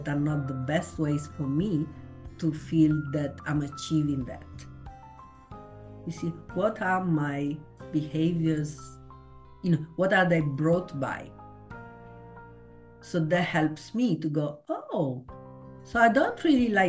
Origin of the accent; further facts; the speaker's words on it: Italy; moved away; I come from Italy